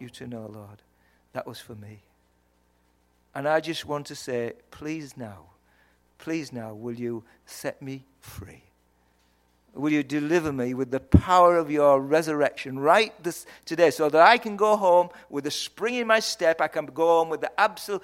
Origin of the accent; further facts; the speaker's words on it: Yorkshire and the Humber, United Kingdom; accent: Yorkshire; I hope you understood my accent. It's from Yorkshire.